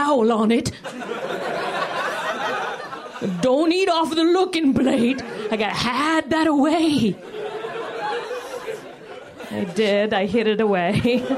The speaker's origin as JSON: {"language": "English", "region": "Virginia", "country": "United States", "moved": "yes", "lives_now": "Los Angeles, United States", "said": "I'm from Virginia. I am actually, my mom's from Virginia"}